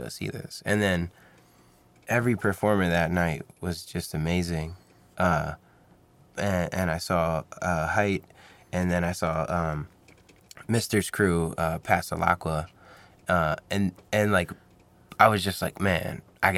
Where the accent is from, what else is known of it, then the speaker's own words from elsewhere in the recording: Philadelphia, Pennsylvania, United States; I'm from Philadelphia